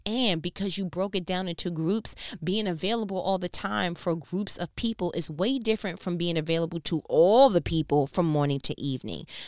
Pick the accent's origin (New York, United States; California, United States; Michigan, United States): New York, United States; accent: New York; my New York accent